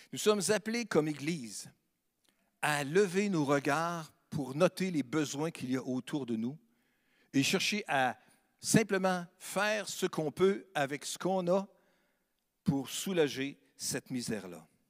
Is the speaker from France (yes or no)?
no; Sainte-Marie, Quebec, Canada; now in Quebec City, Canada; je suis natif de Sainte-Marie-de-Beauce. C'est une belle localité dans le sud, sur la rive sud.